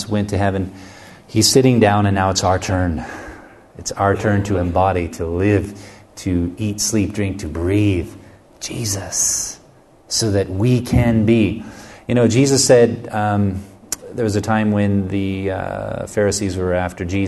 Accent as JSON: {"language": "English", "country": "United States", "said": "I'm from the United States"}